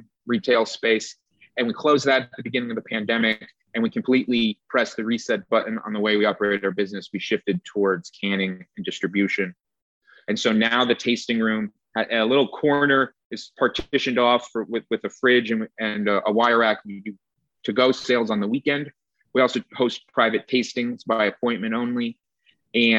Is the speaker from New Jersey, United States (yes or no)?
yes; New Jersey, United States; now in Goldendale, United States; I'm from New Jersey